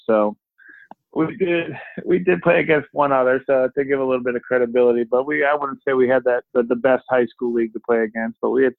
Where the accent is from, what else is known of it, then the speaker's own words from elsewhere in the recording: Boston, Massachusetts, United States; also born or lived in Duxbury, Massachusetts; my family growing up in the heart of the Celtics, you know, growing up in Boston and having my, I got a pretty big family